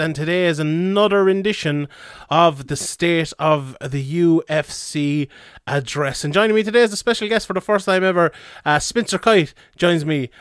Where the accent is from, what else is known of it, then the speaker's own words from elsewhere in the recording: the Southwest, Southwest Ireland, Ireland; I'm from the Southwest myself